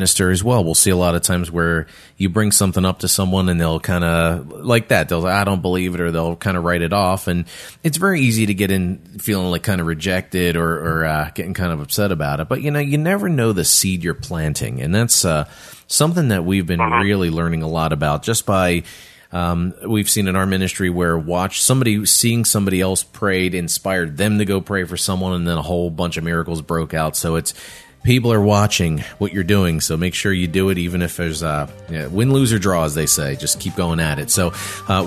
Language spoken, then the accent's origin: English; New Jersey, United States; now in Las Vegas, United States; I'm from New Jersey